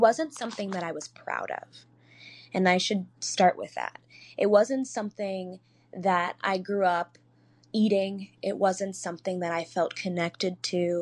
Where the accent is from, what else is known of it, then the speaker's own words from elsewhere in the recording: Chicago, Illinois, United States; I grew up in Beverly and on the South side of Chicago